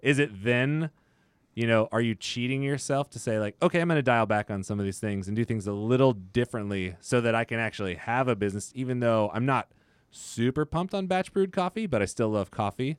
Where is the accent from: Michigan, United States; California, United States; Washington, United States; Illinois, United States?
California, United States; Modesto; I'm from Modesto, small town.